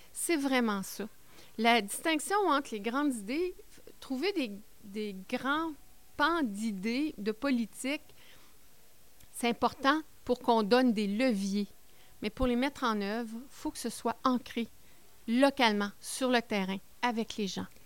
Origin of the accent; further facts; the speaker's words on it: Baie-Comeau, Quebec, Canada; moved away as an adult; now in Témiscamingue, Canada; Je viens de la Côte-Nord. Je viens de Bécomo.